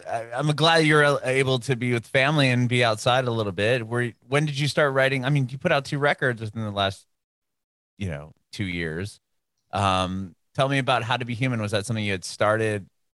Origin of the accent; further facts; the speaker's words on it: Southern California, United States; now in Nashville, United States; I'm in Nashville now, but I'm from Southern California.